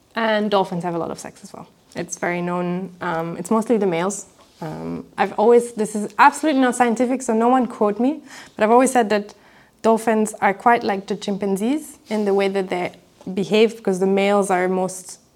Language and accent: English; Belgium; in Belgium, I'm from Belgium